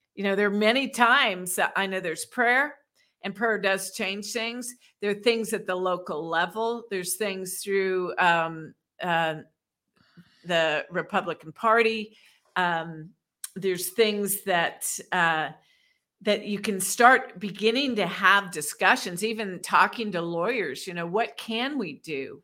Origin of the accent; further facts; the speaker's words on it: Washington, District of Columbia, United States; I grew up in Washington, D C